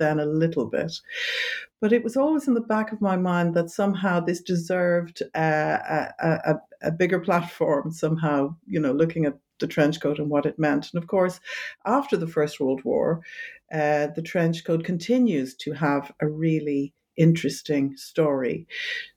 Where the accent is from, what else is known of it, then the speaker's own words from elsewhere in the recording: Ireland; moved away as an adult; also born or lived in London, United Kingdom; now in Amsterdam, Netherlands; originally I'm from Ireland